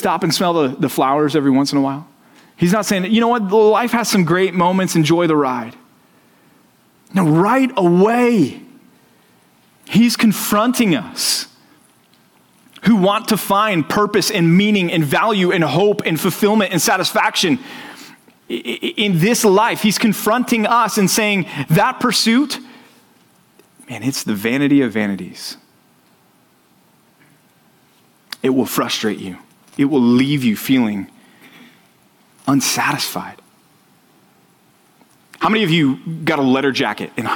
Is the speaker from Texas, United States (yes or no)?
yes; Dallas, Texas, United States; I grew up in Texas. I grew up in Dallas.